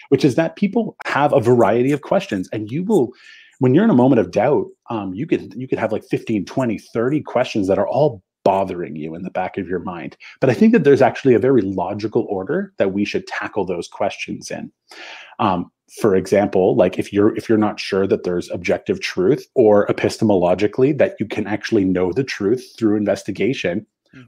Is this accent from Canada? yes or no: yes; Canada; I have French Canadian heritage because I'm from Canada and I live in Canada